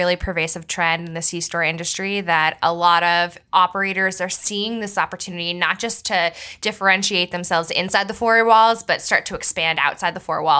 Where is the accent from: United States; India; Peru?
United States; Bucks County, Pennsylvania; I grew up in Bucks County, Pennsylvania